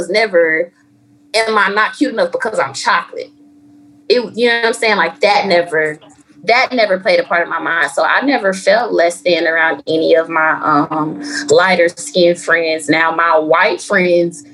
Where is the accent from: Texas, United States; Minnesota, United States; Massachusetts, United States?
Texas, United States; McKinney; I grew up in McKinney